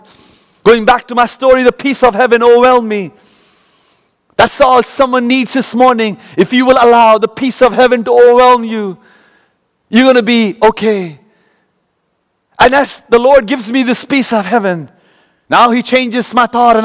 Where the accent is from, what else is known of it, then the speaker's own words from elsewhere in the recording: Kolkata, West Bengal, India; moved away as an adult; now in United States; growing up in Calcutta